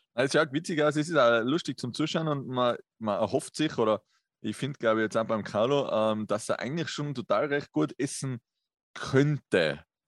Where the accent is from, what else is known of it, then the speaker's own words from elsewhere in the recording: Tyrol, Austria; bei uns in Tirol